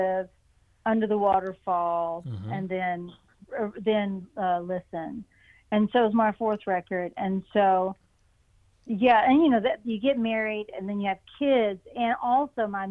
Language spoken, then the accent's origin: English; East Tennessee, United States; also born or lived in Ohio / North Carolina; I grew up in East Tennessee